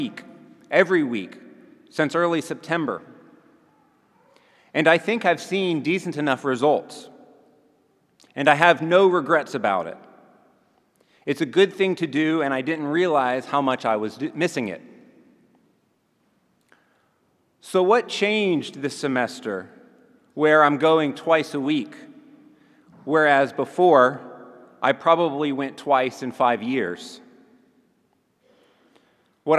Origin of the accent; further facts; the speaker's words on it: Montgomery, Alabama, United States; Montgomery, Alabama, my hometown